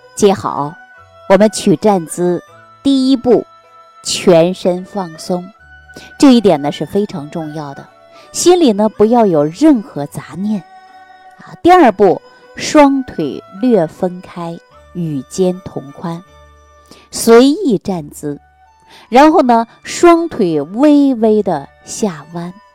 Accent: China; 我们中国人的骨髓里

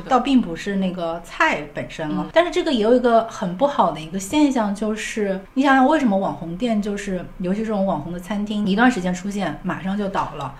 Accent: Wuhan, Hubei, China; now in Beijing, China; 当时我妈妈也是不想让我从武汉到北京，虽然是两个城市之间的一个嗯。变化，她其实不想我异地，但是我也是有点就是孤注一掷，我一定要离开我的家乡，背井离乡的那种

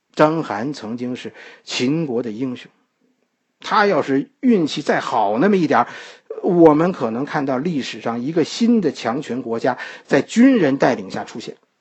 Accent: China; 我们今天的中国人

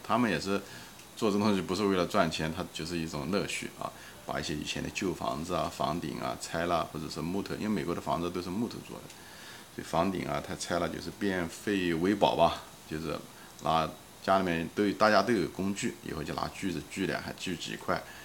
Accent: China; 我们中国人

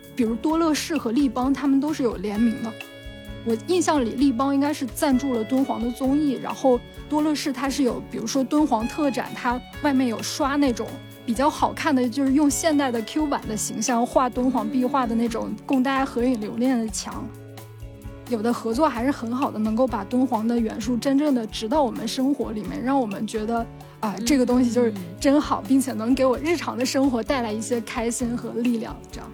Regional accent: Anshan, Liaoning, China; moved away; 我前几天去了鞍山博物馆跟辽阳博物馆，我的家乡嘛

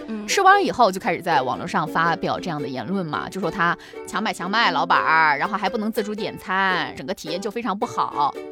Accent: Chongqing, China; 做重庆人来说，烧烤嘛，太平常不过的一个东西了

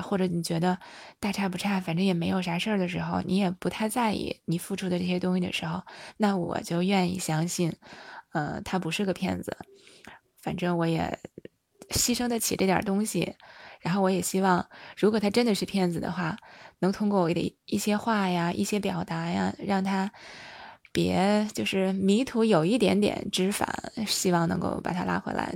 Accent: China; 特别是我们中国人哈，我觉得这个面子真的是挺大的

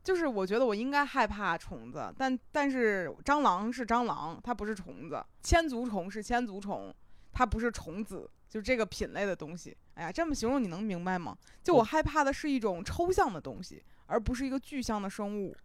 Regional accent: Beijing, China; 就是北京，我是在就是东城长大的

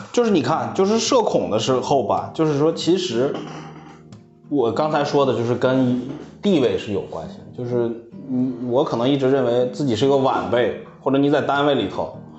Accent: Hohhot, Inner Mongolia, China; accent: Northeastern (Dongbei); moved away as an adult; also born or lived in Changchun; 我是内蒙呼号特的

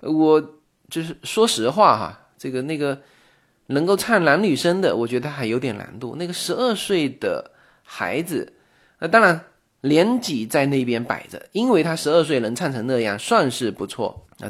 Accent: China; 我们中国人

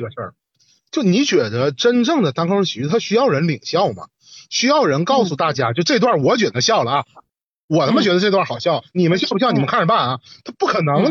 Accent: Northeast China, China; 作为一个东北人

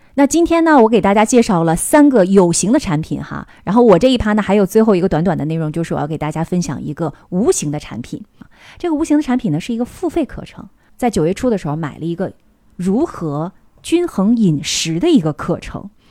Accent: Northeast China, China; 因为我们东北人嘛

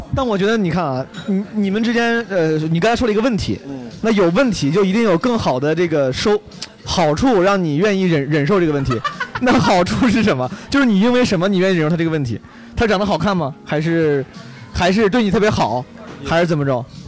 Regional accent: Henan, China; 我自己从小在河南土生土长

